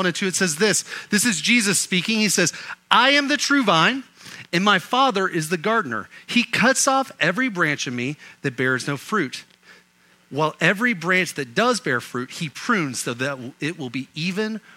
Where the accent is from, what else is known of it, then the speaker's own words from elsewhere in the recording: Oklahoma, United States; Growing up in Oklahoma